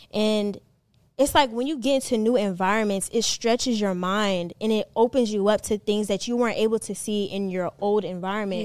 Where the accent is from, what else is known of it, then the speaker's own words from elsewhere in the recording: Maryland, United States; also born or lived in North Carolina; now in Atlanta, United States; I lived in Maryland. That's where I was from. But then I moved from Maryland, North Carolina, North Carolina here